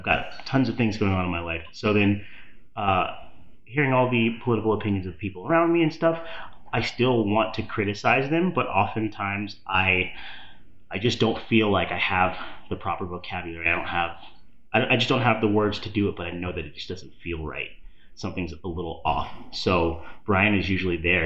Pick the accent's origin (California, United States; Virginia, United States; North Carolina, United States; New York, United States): Virginia, United States; now in Pittsburgh, United States; Not from Pittsburgh. I'm from Virginia